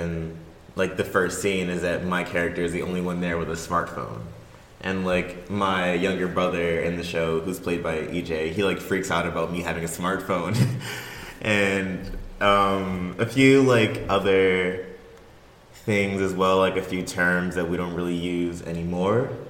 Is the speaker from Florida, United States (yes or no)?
no; Baltimore, Maryland, United States; moved away as an adult; now in Greensboro, United States; I'm originally from Baltimore, Maryland. I moved down to Greensboro just to come to Guilford